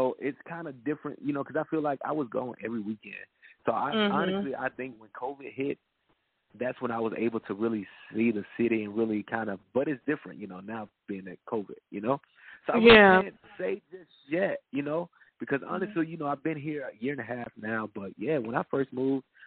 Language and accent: English; Bolivar, Tennessee, United States; moved away; I'm from a very small town, Bolivar, Tennessee.